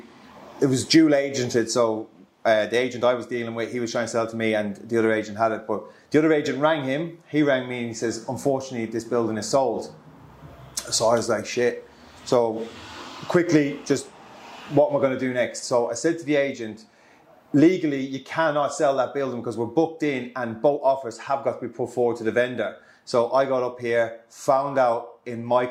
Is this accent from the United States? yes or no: no; west of Ireland, Ireland; now in Solihull, United Kingdom; I'm originally from Ireland, from the west of Ireland. I'm based here in Birmingham, live out of Solihull.